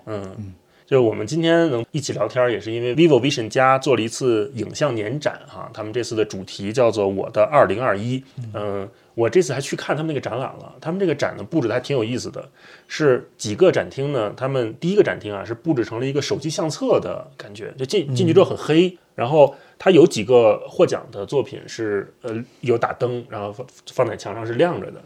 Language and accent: Chinese; Beijing, China; 我是北京人嘛，啊，我是从小就是生在北京，长在北京，上大学在北京